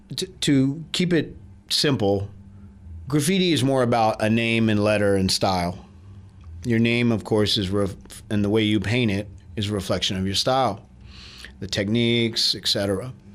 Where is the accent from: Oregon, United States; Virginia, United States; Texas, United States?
Texas, United States; Austin; I'm from Austin. I grew up here